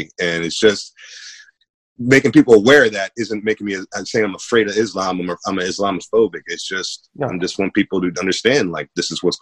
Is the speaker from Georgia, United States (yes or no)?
no; Maryland, United States; I grew up in Maryland, which is just as blue as New York